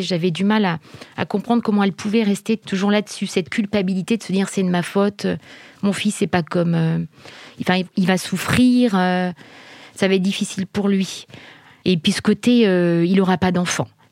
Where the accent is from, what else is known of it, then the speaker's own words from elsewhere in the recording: Isère, near Grenoble, Auvergne-Rhône-Alpes, France; now in Brétigny-sur-Orge, France; on a grandi tous ensemble dans l'Isère, à côté de Grenoble exactement